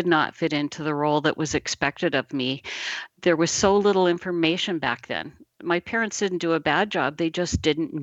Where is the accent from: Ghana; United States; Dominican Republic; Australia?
United States; Midwest; I was born in the Midwest in a tiny little town